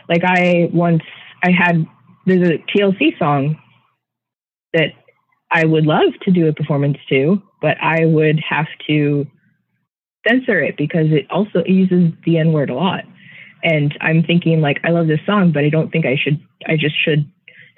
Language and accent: English; Renton, Washington, United States; now in San Francisco, United States; I was born a mile from here